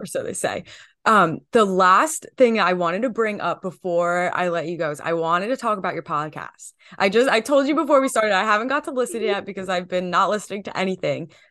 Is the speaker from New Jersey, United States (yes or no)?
yes; New Jersey, United States; I'm from New Jersey and an hour away yeah. from New York City